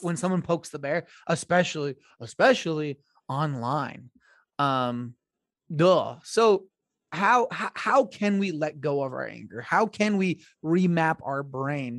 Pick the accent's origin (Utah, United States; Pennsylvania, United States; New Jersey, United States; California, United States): Utah, United States; Blanding; I have a co native of my hometown on the show. Shout out to B Town.